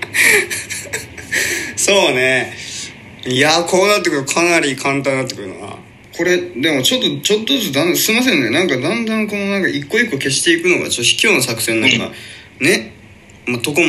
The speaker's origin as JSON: {"language": "Japanese", "region": "Shimane", "country": "Japan", "tie": "born or raised there", "said": "僕ら一応島根県出身とは言ってますけど"}